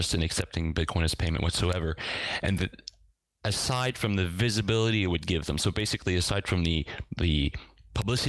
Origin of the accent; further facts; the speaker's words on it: Eastern Canada, Canada; moved away as an adult; now in Lille, France; I was born in Eastern Canada, where I lived until I was in my early 20s